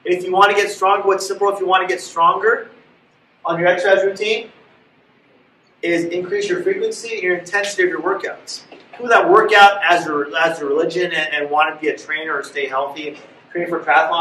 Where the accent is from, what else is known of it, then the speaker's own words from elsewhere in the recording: Los Angeles, California, United States; When I was a kid, I grew up in West LA, went to school in downtown